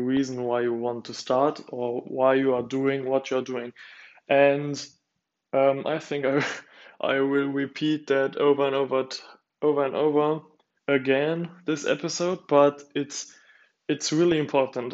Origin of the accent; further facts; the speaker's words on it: Luxembourg; now in Germany; my parents are divorced, and we are from Luxembourg